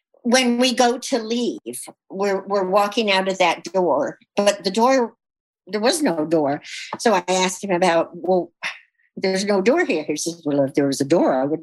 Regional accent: Bristol, South West England, United Kingdom; moved away; I was born in Bristol, England

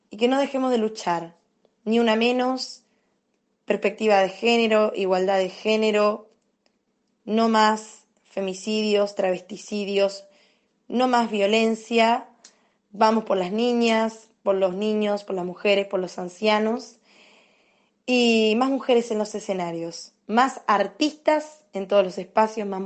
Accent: Resistencia, Chaco, Argentina; de Resistencia Chaco, una cantora

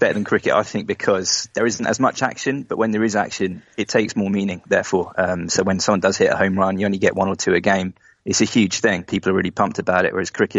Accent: Hampshire, South East England, United Kingdom; I'm from Hampshire

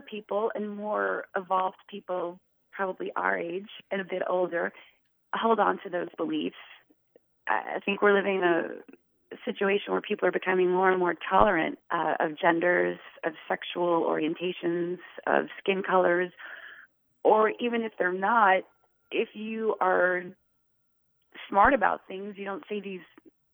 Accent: New Orleans, Louisiana, United States; I grew up in New Orleans

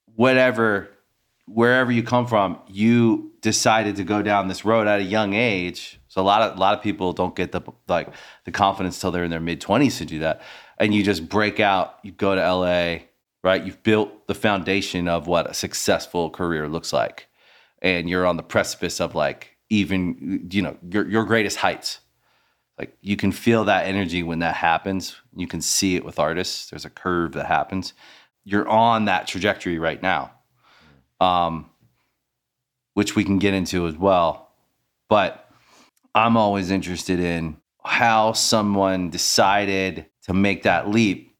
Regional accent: Maryland, United States; also born or lived in Washington, D.C.; now in Los Angeles, United States; I'm from Maryland

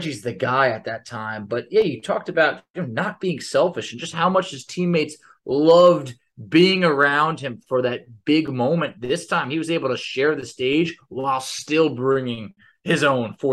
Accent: New York, United States; I growing up in New York

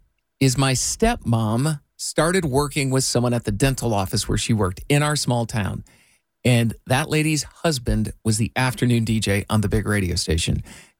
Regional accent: Iowa, United States; I grew up in Iowa

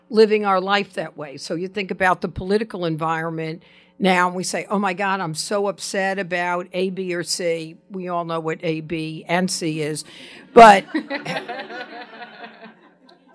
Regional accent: New York, United States; I'm from New York

